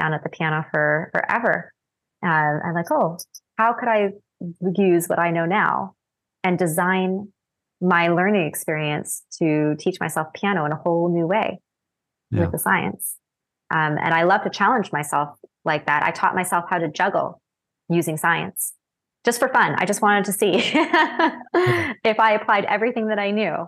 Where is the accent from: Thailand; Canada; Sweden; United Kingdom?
Canada; moved away as an adult; also born or lived in Japan; I had to take French as a Canadian. We're taught French from a young age.